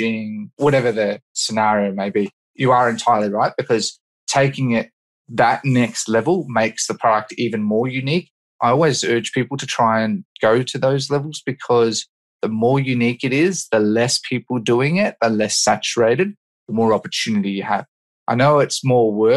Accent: Australia; I'm from Australia.

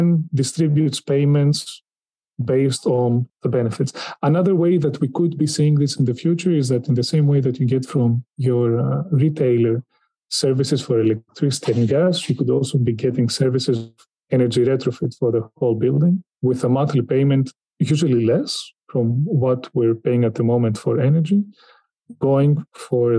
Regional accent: Greece; in my home country, Greece

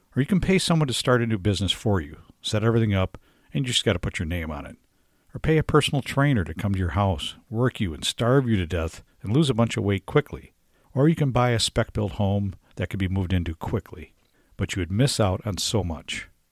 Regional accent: Michigan, United States; moved away; my home state, Michigan

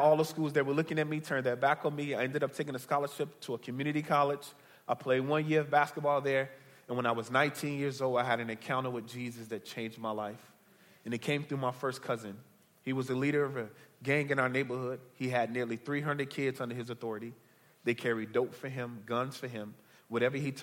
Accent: Chicago, Illinois, United States; I'm originally from Chicago, born and bred. I grew up on the south side of Chicago

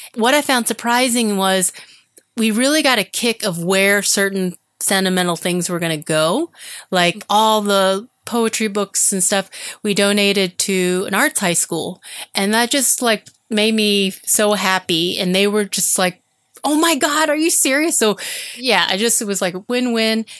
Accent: Florida, United States; Even though I grew up in Florida, we didn't live near the water

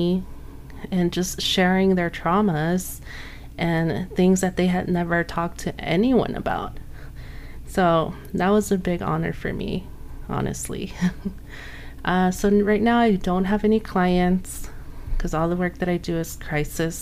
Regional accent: Los Angeles, California, United States; now in Montclair, United States; I grew up in Los Angeles, but I'm currently living in Montclair, which is in San Bernardino County

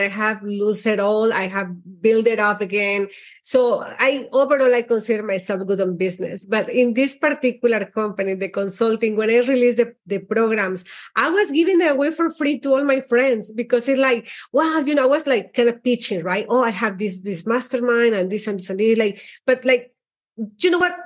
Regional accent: Mexico; also born or lived in Austin; now in Miami, United States; I is Mexican. I'm like, I was born in Mexico

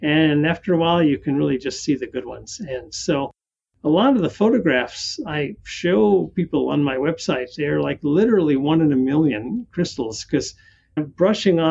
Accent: North Dakota, United States; also born or lived in Southern California; now in California, United States; I grew up in North Dakota. It's always windy in North Dakota

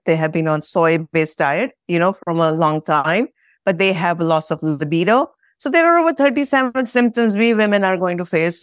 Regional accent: India; moved away; I come originally from India

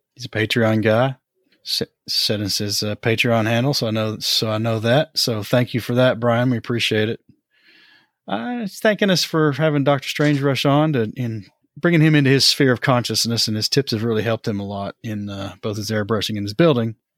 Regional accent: Johnson City, Tennessee, United States; moved away; my hometown of Johnson City

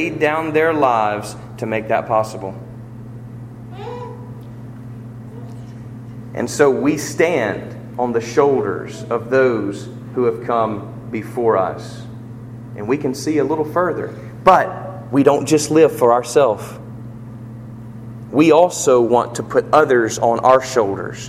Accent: United States; We don't just live as citizens of America.

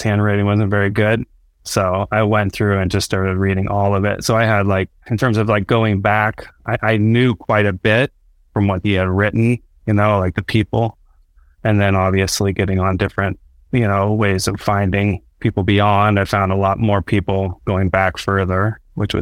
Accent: just north of San Francisco, California, United States; I'm from California, just north of San Francisco

